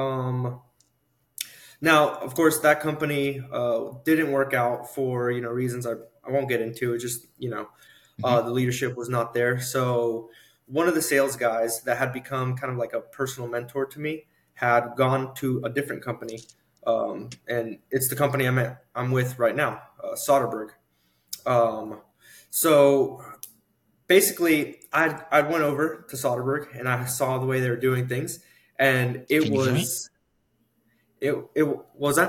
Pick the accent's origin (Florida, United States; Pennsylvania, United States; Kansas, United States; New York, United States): Kansas, United States; Southwest; first language English; moved away; also born or lived in Oklahoma; went back to Southwest Kansas, went to interview this roofing company way in like Greeley, Colorado, which is like 6 hours away from my hometown